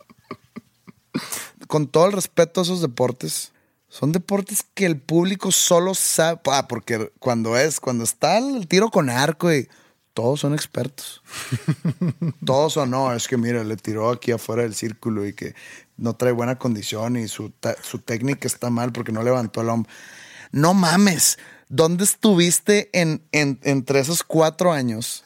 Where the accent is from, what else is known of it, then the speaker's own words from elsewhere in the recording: Mexico; como mexicano, por el simple hecho de ser mexicano, por haber nacido en este país.